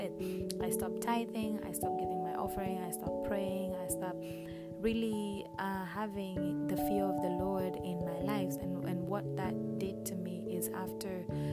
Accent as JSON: {"language": "English", "country": "Kenya", "tie": "born or raised there", "said": "I am Kenyan. I was born and raised in Kenya"}